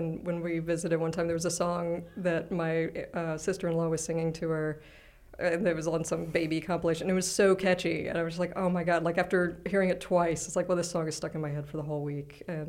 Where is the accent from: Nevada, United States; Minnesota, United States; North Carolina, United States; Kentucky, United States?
North Carolina, United States; also born or lived in Atlanta; I'm technically a South Carolina, I guess. Right. But then I grew up in North Carolina, but then we moved to Atlanta, but then we moved back to South Carolina.